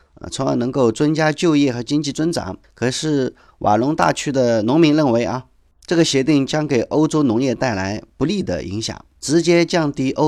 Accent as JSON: {"language": "Chinese", "country": "China", "said": "我们中国人从小啊，在声音、气味的污染哈，我们其实都不太注意。"}